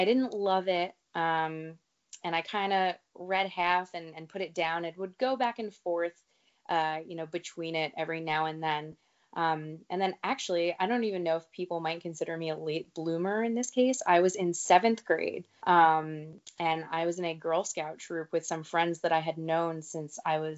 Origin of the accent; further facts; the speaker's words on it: New Jersey, United States; also born or lived in Connecticut; I am from New Jersey. I live near the Jersey Shore